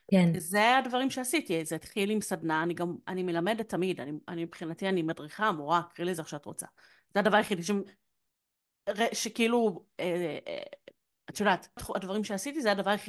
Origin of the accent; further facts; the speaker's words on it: Yehud, Central District, Israel; אני מיהוד